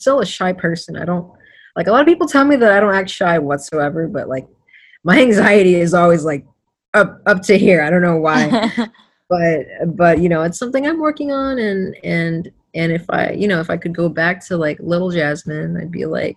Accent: Florida, United States; I was born in Florida

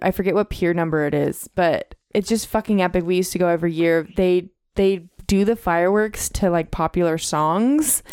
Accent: Ojai, California, United States; being from Ojai

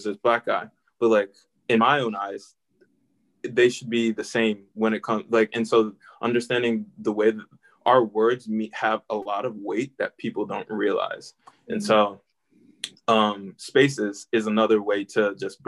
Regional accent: Delaware, United States; I grew up in Delaware.

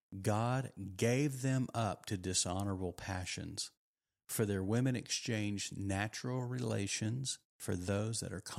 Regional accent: Texas, United States; I didn't grow up in America. I grew up in Texas.

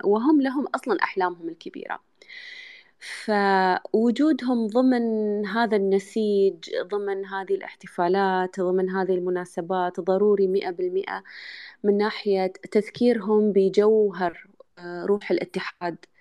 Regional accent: United Arab Emirates; اني انا يعني اماراتيه

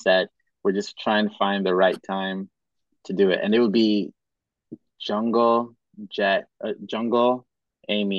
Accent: Cameroon; moved away; also born or lived in Madagascar / Kenya; I was born in Madagascar, but I grew up in Cameroon and Kenya.

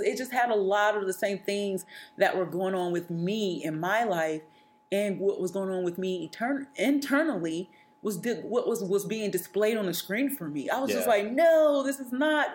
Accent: Atlanta, Georgia, United States; I'm from Atlanta, Georgia, which is a yeah. ever-growing yeah. city, you know, really yeah. big city. But the world that I grew up

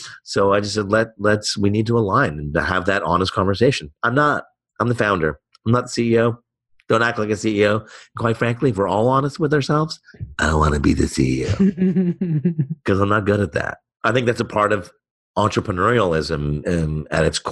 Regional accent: Montreal, Quebec, Canada; I was born in Montreal

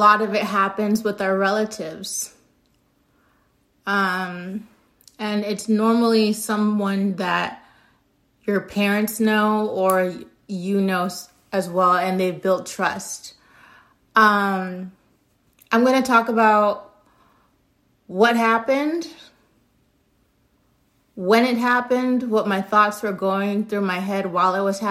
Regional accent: United States; I know I'm American

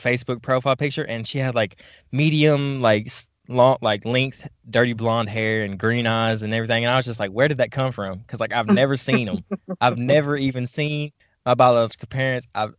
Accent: Ukraine; born there; So I have Russian blood, but I was born in Ukraine.

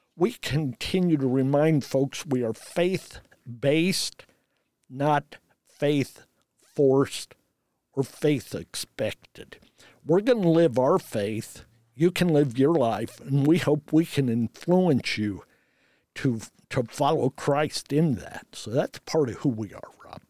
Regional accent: Redkey, Indiana, United States; also born or lived in Frankfurt, Germany; I am actually from Red Key, Indiana, a community

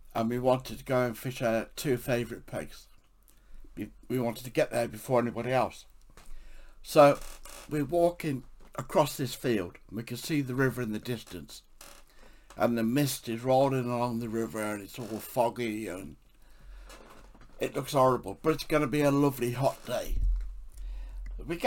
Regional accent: England, United Kingdom; I'm an English author

